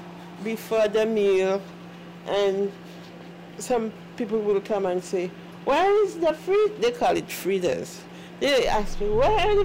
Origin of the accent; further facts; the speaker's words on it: St. Lucia; now in Wisconsin, United States; I was born in the Caribbean islands, St. Lucia, but when I was much younger, I used to cook for my older brothers